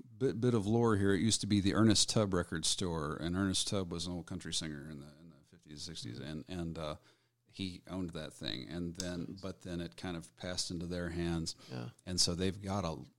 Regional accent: Weatherford, Texas, United States; I grew up in Weatherford mostly with the ag kids

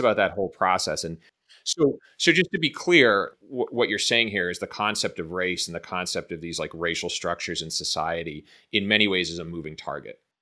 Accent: Boston, Massachusetts, United States; moved away as an adult; also born or lived in Chicago; growing up in Boston, I grew up in, I mean, Boston is a fair, at least at the time when I was growing up, was a fairly segregated city

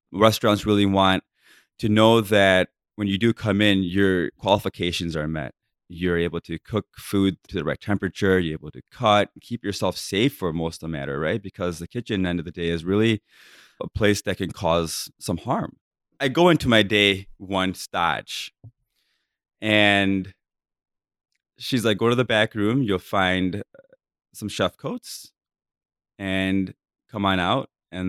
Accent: India; I'm like, oh my God, I'm modern. You know, I'm Indian.

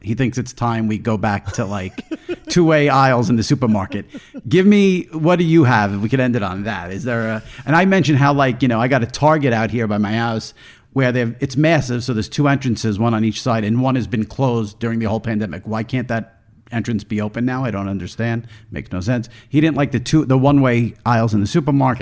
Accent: New York, United States; since I'm from New York

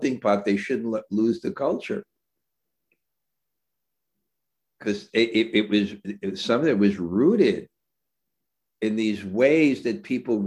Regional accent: New York City, New York, United States; I grew up in New York City

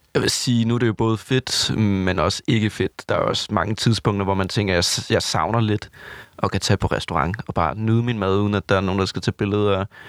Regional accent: Southern Jutland, Southern Denmark, Denmark; Jeg er fra Vøgens, lille Sønderjylland

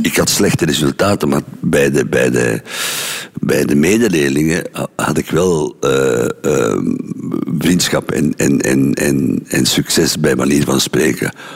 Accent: Mechelen, Flanders, Belgium; moved away as an adult; ben ik ook gevlucht uit Mechelen

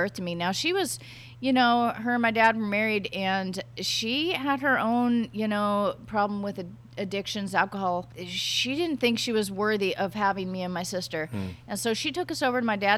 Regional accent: Portland, Oregon, United States; I grew up in Portland, Oregon

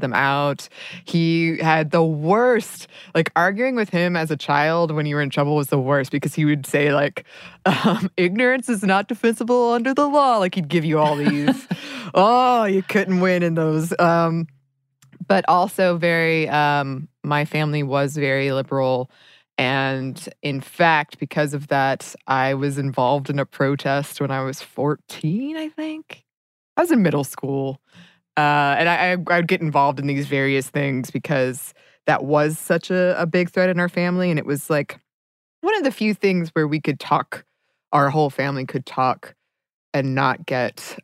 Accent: Dahlonega, Georgia, United States; I grew up in Dahlonega, and Dahlonega is a college town

